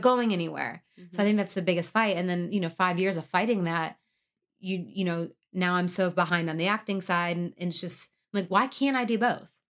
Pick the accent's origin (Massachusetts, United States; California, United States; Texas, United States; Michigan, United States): Michigan, United States; outside Detroit; moved away; I am from Michigan. I say Detroit, but really I'm uh, from the outside Detroit